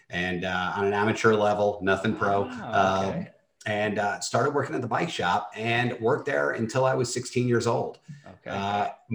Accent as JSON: {"language": "English", "region": "New York", "country": "United States", "tie": "born or raised there", "also_born_or_lived": "Bronx, New York", "said": "born and raised in New York, was born in the Bronx, raised in the suburbs, about 18 miles north of New York City"}